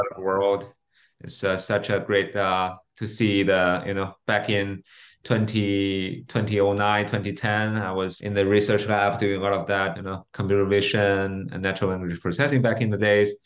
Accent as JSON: {"language": "English", "region": "Beijing", "country": "China", "tie": "born or raised there", "said": "I was born and raised in, in Beijing"}